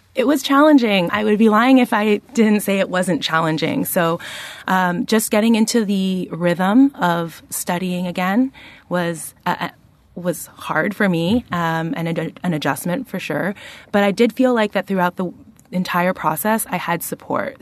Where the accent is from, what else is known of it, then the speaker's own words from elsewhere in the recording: Toronto, Ontario, Canada; moved away as an adult; now in Charlottesville, United States; I am the daughter of two Asian Peruvian immigrants, and I grew up in Toronto, Canada